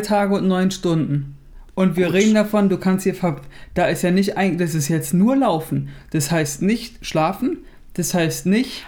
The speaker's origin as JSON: {"language": "German", "region": "Berlin", "country": "Germany", "said": "wir sind Berliner"}